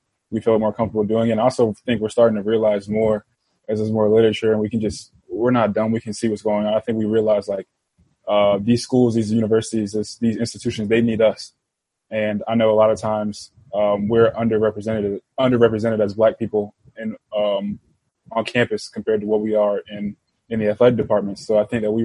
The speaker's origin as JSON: {"language": "English", "town": "Richmond", "region": "Virginia", "country": "United States", "tie": "born or raised there", "said": "I'm from Richmond. I grew up in the Capital Confederacy."}